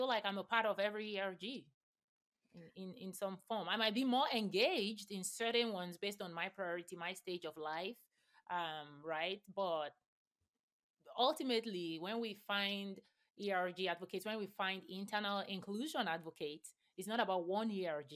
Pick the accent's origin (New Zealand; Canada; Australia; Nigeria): Nigeria; I grew up in Nigeria